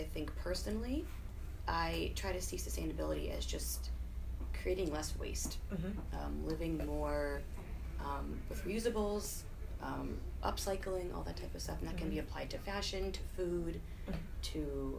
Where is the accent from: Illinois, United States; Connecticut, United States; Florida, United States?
Connecticut, United States; moved away as an adult; also born or lived in Cambridge, Massachusetts / Uganda; now in New York, United States; And I grew up in Connecticut. I've been living in New York for about 5 years now, though, so I consider myself a little bit of a New Yorker.